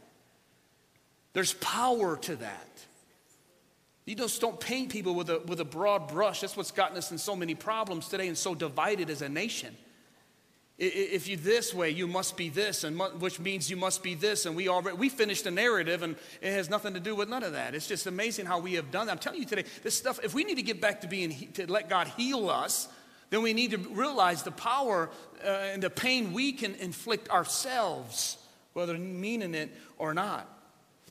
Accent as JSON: {"language": "English", "town": "Ecorse", "region": "Michigan", "country": "United States", "said": "I'm from Southwest or from Ecorse"}